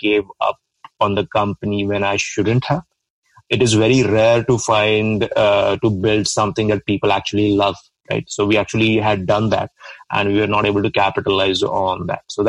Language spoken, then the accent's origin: English; India; moved away as an adult; I'm from India, a small town in India.